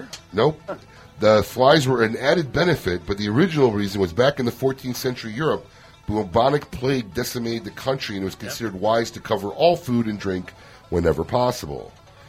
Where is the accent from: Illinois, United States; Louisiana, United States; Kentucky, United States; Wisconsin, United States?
Illinois, United States; now in Palm Beach Gardens, United States; my hometown, Illinois, my home state, Illinois.